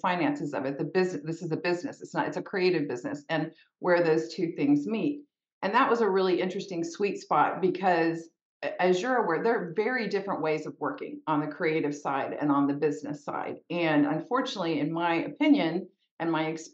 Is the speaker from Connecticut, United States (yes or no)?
no; Texas, United States; I grew up in Texas, which is where I am still based